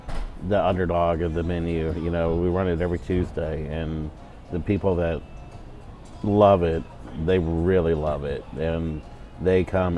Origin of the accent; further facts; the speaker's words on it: Texas, United States; now in Atlanta, United States; We're from Texas.